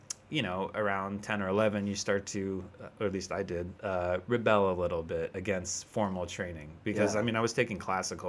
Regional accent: the Poconos, Pennsylvania, United States; moved away as an adult; also born or lived in New York City; now in California, United States; I grew up in the Poconos, which is like kind of a resort area in Pennsylvania

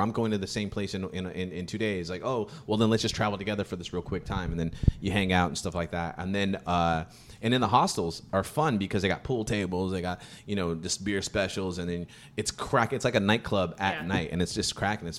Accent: California, United States; from the States. I'm from California

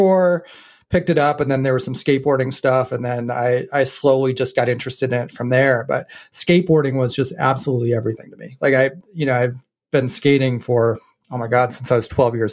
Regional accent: New Hampshire, United States; moved away as an adult; also born or lived in Chicago / Boston area; I grew up in New Hampshire. I think I lived in New Hampshire up until I was about 20 or so.

